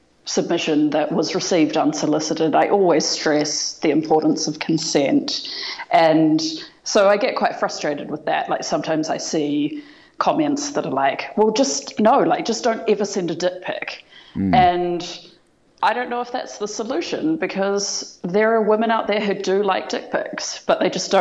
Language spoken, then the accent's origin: English; New Zealand; I'm from New Zealand